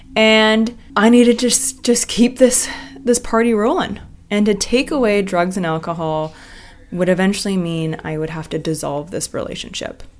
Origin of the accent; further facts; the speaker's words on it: Vancouver, British Columbia, Canada; moved away as an adult; also born or lived in Los Angeles, United States; I'm originally from Vancouver, Canada